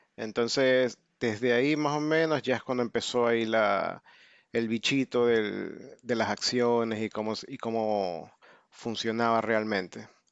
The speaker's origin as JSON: {"language": "Spanish", "country": "Ecuador", "moved": "as an adult", "lives_now": "United States", "said": "soy de Ecuador, pero vivo en Estados Unidos desde el 2001."}